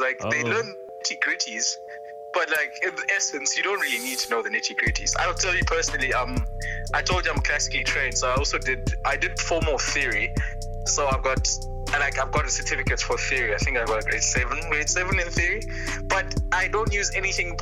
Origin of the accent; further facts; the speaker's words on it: East London, Eastern Cape, South Africa; I'm from East London.